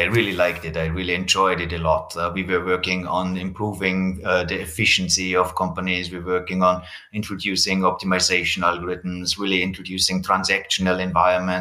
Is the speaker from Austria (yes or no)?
yes; Austria; I come from Austria